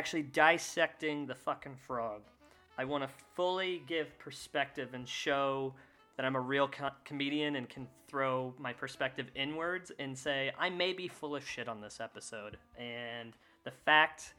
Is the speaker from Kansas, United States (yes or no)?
yes; Kansas, United States; Growing up, I grew up in Kansas